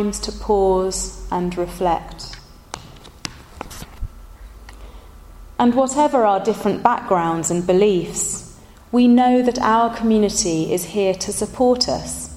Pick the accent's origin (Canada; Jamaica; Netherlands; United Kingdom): United Kingdom; Somerset, South West England; moved away; when I was growing up in Somerset, my favourite place to play was the Great Forest